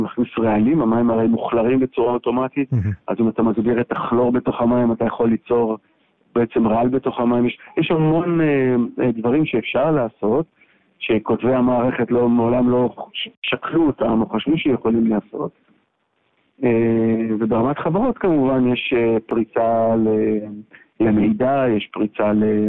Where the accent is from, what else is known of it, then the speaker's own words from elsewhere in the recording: Israel; also born or lived in San Francisco, United States / Amsterdam, Netherlands; גדלתי בישראל ולמדתי פה בטכניון ובאוניברסיטת תל אביב.